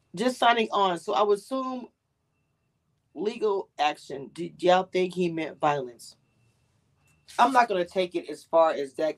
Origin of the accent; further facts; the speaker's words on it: Louisiana, United States; I'm from Louisiana. We a big ass family.